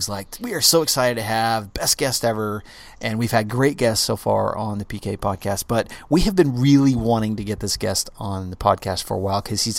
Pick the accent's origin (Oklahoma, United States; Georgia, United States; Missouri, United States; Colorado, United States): Oklahoma, United States; I'm from Oklahoma.